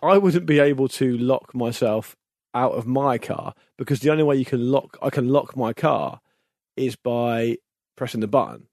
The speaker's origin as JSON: {"language": "English", "country": "United Kingdom", "said": "we're both British"}